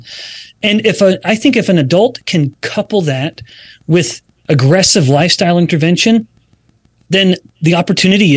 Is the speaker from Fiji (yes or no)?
no; Alberta, Canada; we're both, you and I, Stephanie, I believe, are from Canada. I'm from Alberta.